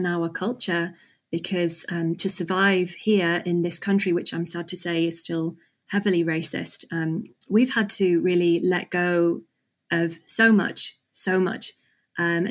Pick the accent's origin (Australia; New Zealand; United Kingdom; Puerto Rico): United Kingdom; England; I was born in England